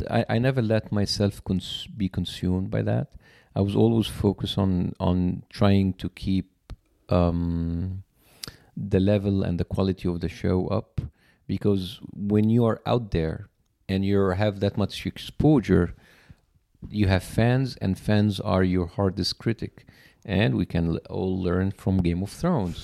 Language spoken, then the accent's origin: English; Cairo, Cairo Governorate, Egypt; English is a second language; moved away as an adult; now in United States; I was born and raised in Cairo, very huge metropolitan city